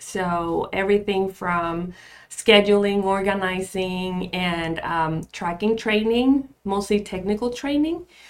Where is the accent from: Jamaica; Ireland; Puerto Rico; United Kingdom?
Puerto Rico; moved away as an adult; also born or lived in Rochester, New York; now in United States; But I was raised in Puerto Rico